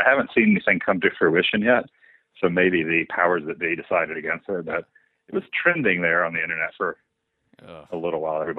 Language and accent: English; Mississippi, United States; born there; also born or lived in Alabama / Georgia / Oklahoma; I was born in Mississippi, and then we moved to Alabama, Georgia, and moved to Oklahoma.